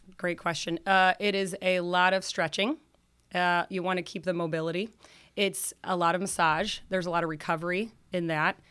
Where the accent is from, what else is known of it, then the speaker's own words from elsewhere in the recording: South Bend, Indiana, United States; also born or lived in Denver; I was born in South Bend, grew up in South Bend